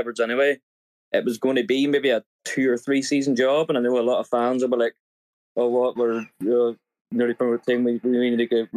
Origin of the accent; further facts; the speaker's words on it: Northern Ireland, United Kingdom; moved away; I'm originally from Northern Ireland